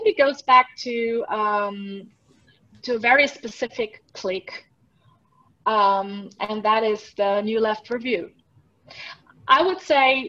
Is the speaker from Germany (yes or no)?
yes; Germany; now in Switzerland; When I was little, growing up in Germany